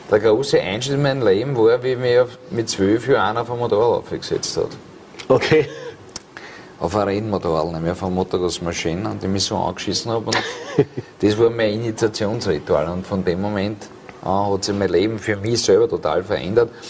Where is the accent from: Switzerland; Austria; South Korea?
Austria; Vienna; in dem Biotop, wo ich aufgewachsen bin, in Wien Favoriten.